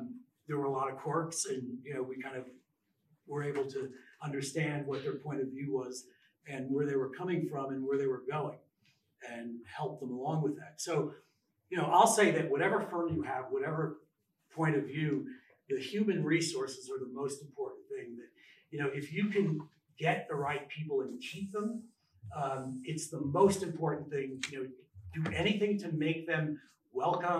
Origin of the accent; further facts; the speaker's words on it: New Haven, Connecticut, United States; moved away; also born or lived in New York / Jackson; my days of growing up in New Haven